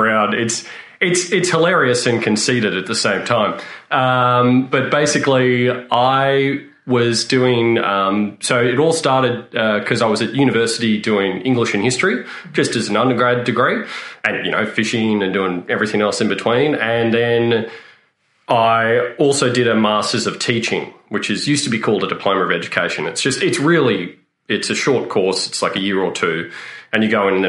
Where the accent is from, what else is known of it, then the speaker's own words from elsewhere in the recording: Canberra, Australian Capital Territory, Australia; I grew up in Canberra